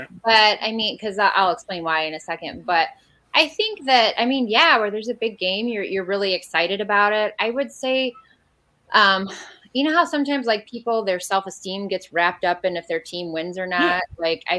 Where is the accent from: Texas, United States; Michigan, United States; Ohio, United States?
Ohio, United States; Defiance; now in South Bend, United States; I'm from Defiance, Ohio originally.